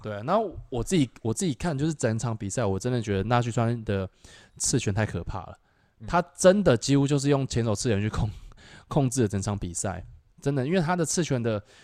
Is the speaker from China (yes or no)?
no; Taiwan; 是我们台湾人